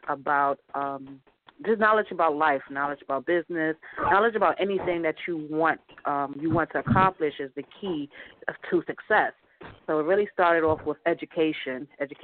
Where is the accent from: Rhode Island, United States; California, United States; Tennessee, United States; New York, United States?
New York, United States; New York City; I'm from Brooklyn, New York